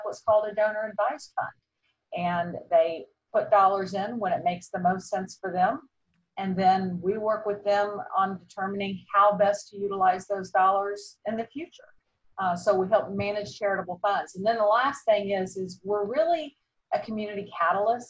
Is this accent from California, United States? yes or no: no; Atlanta, Georgia, United States; also born or lived in Indiana; I am an Atlanta girl. We moved down here from Indiana when I was 4 months old. So I'm about as much of a native as you can be nowadays. I grew up in the area.